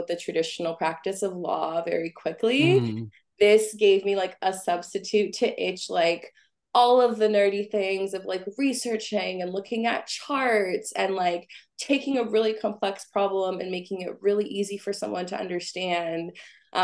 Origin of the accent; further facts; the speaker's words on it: San Francisco Bay Area, California, United States; I'm originally from the San Francisco Bay Area